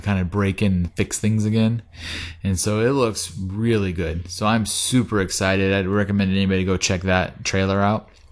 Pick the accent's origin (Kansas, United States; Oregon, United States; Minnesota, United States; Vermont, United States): Oregon, United States; we're from Oregon.